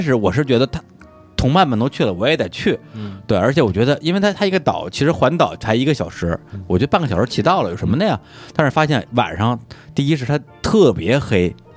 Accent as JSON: {"language": "Chinese", "country": "China", "said": "我们大陆人"}